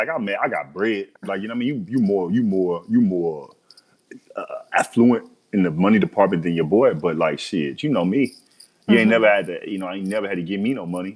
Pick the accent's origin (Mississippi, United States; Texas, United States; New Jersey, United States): Mississippi, United States; Biloxi; moved away; I'm from Biloxi, Mississippi. I'm from Biloxi. It's Biloxi. So I left Biloxi